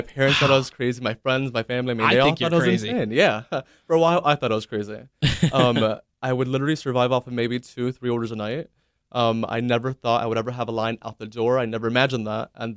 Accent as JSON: {"language": "English", "town": "Miami", "region": "Florida", "country": "United States", "said": "I'm from Miami"}